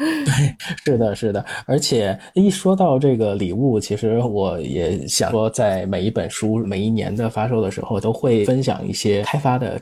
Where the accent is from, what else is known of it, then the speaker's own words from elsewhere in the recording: Tianjin, China; 我是天津人